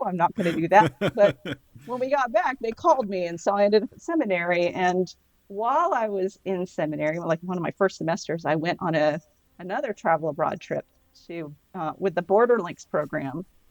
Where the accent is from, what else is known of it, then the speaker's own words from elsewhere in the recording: the South, United States; moved away; I grew up in the South Roman Catholic